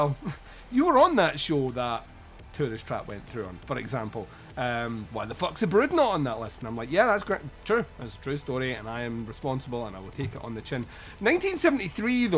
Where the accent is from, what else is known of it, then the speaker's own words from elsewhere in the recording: Scotland, United Kingdom; we're Scottish